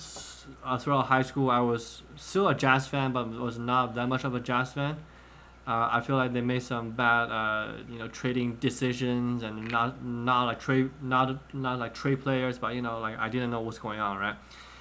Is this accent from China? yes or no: yes; China; I grew up in China back in 06, 07. I was like 4th, 5th, 6th grade